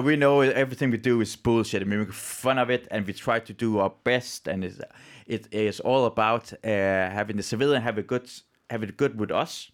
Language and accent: English; Iran; now in Denmark; I'm from Iran